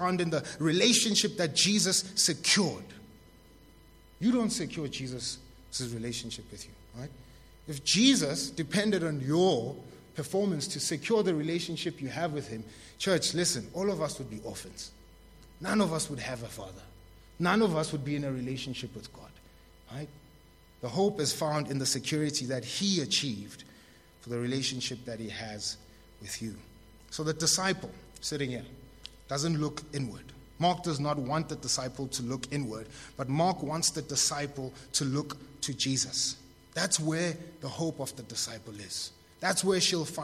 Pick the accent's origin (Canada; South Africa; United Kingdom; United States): South Africa; Tembisa, Gauteng; I was born in Tembisa, too.